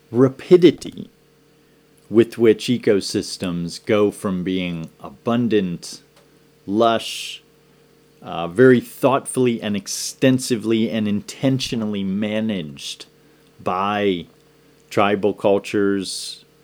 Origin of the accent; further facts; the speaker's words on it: Downingtown, Pennsylvania, United States; growing up in Pennsylvania, in Downingtown, Pennsylvania.